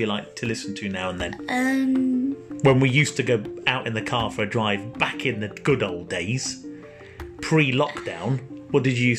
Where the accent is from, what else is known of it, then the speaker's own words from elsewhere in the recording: Peterborough, East of England, United Kingdom; I'm also, we're both from Peterborough. And I'm 46.